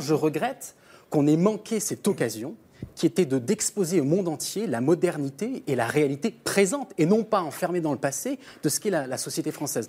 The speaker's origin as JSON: {"language": "French", "country": "St. Pierre & Miquelon", "said": "Moi, je viens de Saint-Pierre-et-Miquelon, qui est un territoire d'outre-mer"}